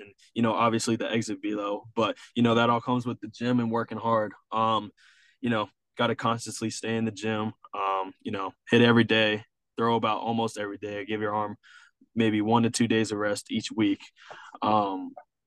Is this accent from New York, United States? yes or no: no; Sanford, Florida, United States; we were in Sanford, my hometown